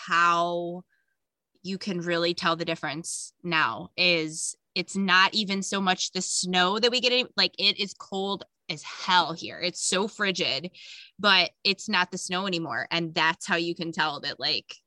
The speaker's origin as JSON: {"language": "English", "region": "North Carolina coast", "country": "United States", "tie": "born or raised there", "said": "I was born and raised in North Carolina, but on the coast"}